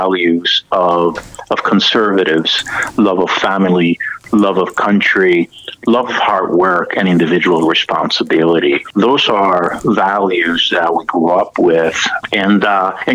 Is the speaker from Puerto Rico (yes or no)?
yes; Puerto Rico; now in United States; I was born and raised in Puerto Rico